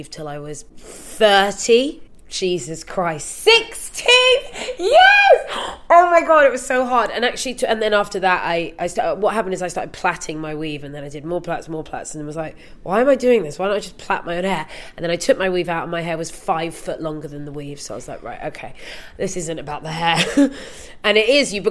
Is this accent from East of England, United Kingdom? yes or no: no; London, United Kingdom; I grew up in Ladbroke Grove in like, you know, mid 80s, late 80s